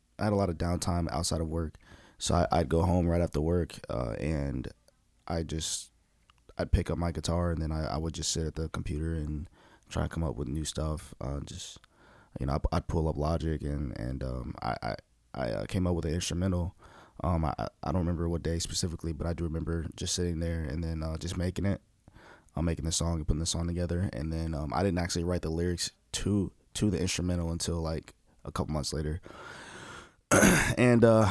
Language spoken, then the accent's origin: English; Indianapolis, Indiana, United States; I grew up in Indianapolis. grew up on the east side.